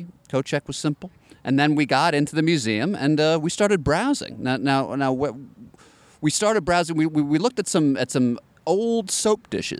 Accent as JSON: {"language": "English", "region": "New Jersey", "country": "United States", "tie": "born or raised there", "also_born_or_lived": "New York", "moved": "as an adult", "said": "I was born in New York. 6 years old, I moved to New Jersey, and then immediately after college, I said I got to get back home to the Empire State Building."}